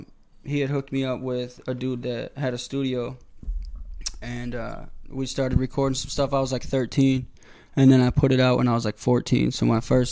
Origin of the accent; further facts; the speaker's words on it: Janesville, Wisconsin, United States; also born or lived in Madison, Wisconsin; I was born and raised in Janesville, and then I moved to Madison, so it's always been 608